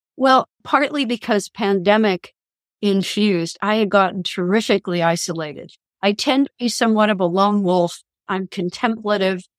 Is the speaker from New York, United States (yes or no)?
no; Kansas, United States; I'm from Kansas